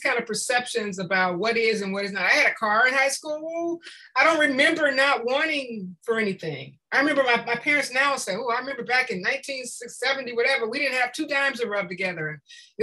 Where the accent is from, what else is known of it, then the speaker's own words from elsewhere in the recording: Compton, California, United States; I grew up in Compton